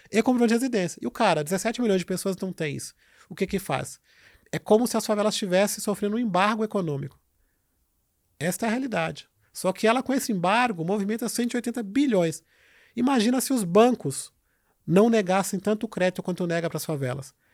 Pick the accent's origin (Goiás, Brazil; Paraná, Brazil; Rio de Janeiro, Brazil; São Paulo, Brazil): São Paulo, Brazil; isso aconteceu porque nós, que somos de Paraisópolis, conseguimos fazer isso. Então tem que ser pessoas do local.